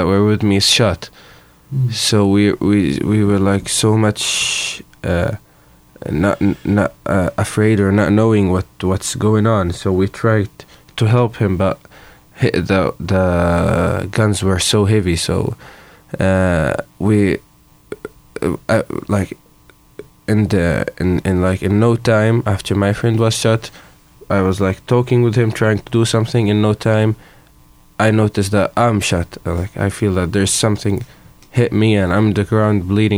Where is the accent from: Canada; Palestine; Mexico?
Palestine; Jenin, West Bank; I'm from Jenin, Palestine, and I'm living there for 11 years now.